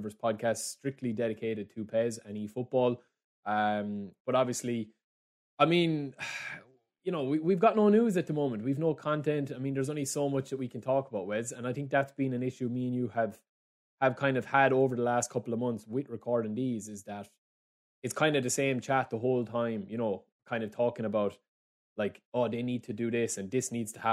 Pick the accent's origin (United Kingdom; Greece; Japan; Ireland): Ireland; because I'm Irish.